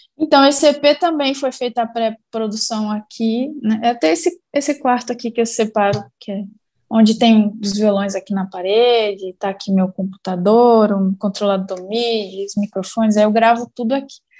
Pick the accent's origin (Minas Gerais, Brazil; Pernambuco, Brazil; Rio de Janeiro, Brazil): Minas Gerais, Brazil; interior of; moved away as an adult; now in São Paulo, Brazil; Eu venho de uma cidade do interior de Minas Gerais, uma cidade pobre, de uma família pobre